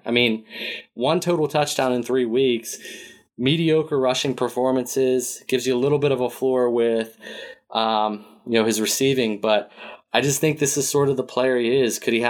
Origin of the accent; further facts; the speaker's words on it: Pittsburgh, Pennsylvania, United States; I'm from Pittsburgh, still live there.